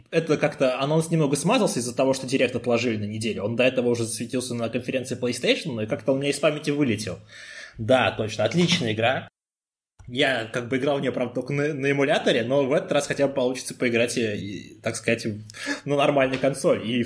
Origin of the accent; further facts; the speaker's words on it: Tomsk, Tomsk Oblast, Russia; now in Moscow, Russia; когда переехал в Москву из Томска, вся моя коллекция настольных игр осталась у меня там.